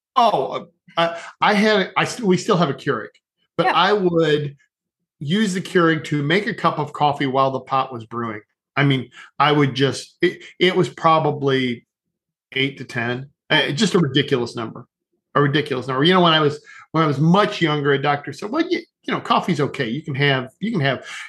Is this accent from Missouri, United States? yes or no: no; northern Ohio, United States; now in southern Ohio, United States; Originally live, originally born in northern Ohio, now live in southern Ohio.